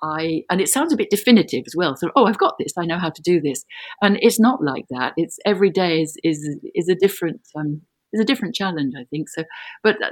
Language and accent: English; London, United Kingdom; moved away as an adult; now in Brussels, Belgium; I was born in London, in Greater London. And I'm calling you from Brussels, where I have lived since 1969.